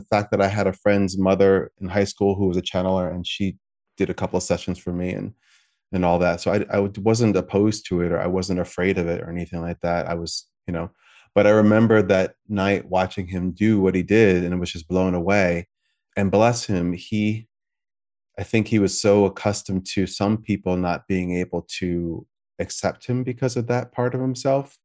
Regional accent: United States; I'm American

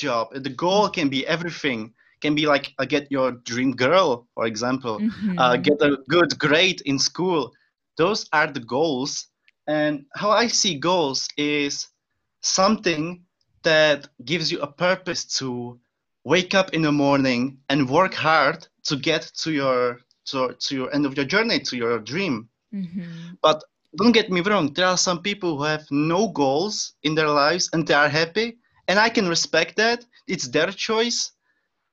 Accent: Czechia; first language Czech; English is a second language; moved away as an adult; now in Scotland, United Kingdom; my first language is Czech.

